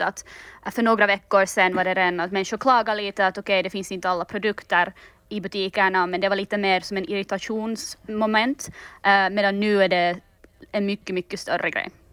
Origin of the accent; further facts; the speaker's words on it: Finland; now in London, United Kingdom; jag är ju finländare